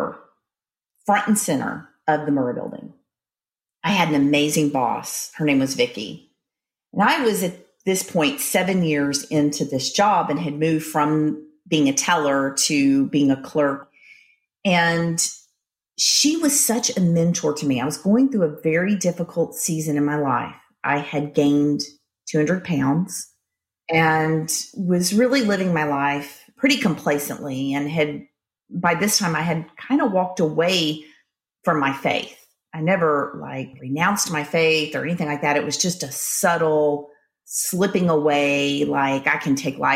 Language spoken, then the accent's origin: English; Shreveport, Louisiana, United States; I grew up in Shreveport, Louisiana